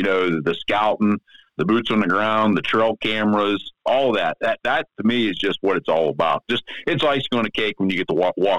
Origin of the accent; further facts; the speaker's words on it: Pennsylvania, United States; I'm from Southwest PA. I work for Westinghouse Nuclear Fuel, union gig.